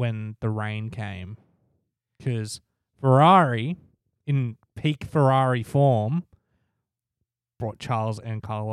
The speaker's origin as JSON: {"language": "English", "country": "Australia", "said": "we're Australian."}